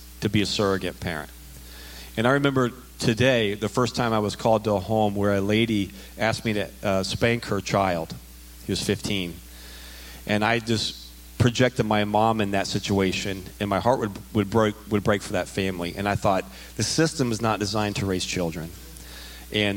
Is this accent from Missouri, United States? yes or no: no; Dayton, Ohio, United States; I was born and raised in the Dayton area.